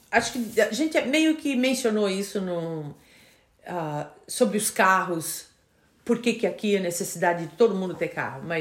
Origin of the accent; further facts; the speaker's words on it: São Paulo, Brazil; now in United States; Ah, sou paulista, nascido na Moca.